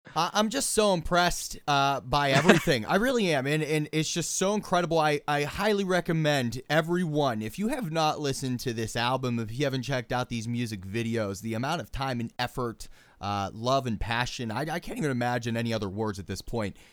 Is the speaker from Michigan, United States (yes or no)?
no; Pittsburgh, Pennsylvania, United States; Pittsburgh, by the way, which is my hometown